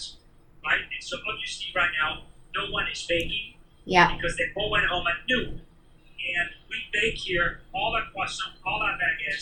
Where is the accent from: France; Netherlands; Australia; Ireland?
France; Paris, Île-de-France; moved away as an adult; now in California, United States; I grew up in Paris. Born and raised in Paris